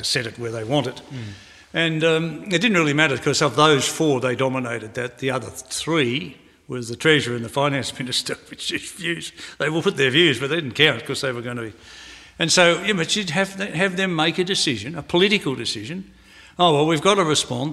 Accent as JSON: {"language": "English", "country": "Australia", "said": "I'm also an Australian. So I'm an Australian first"}